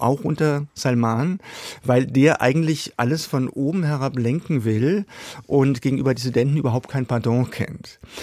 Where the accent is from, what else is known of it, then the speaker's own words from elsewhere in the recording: Germany; wir sollten gerade als Deutsche